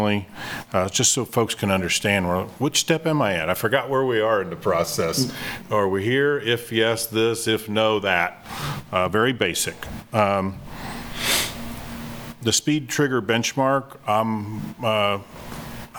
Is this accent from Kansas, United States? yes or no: yes; Kansas City, Kansas, United States; my hometown of Kansas City, Kansas